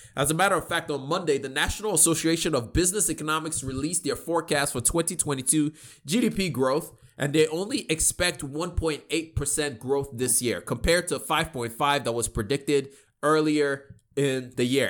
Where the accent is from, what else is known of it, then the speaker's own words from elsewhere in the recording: Nigeria; me being Nigerian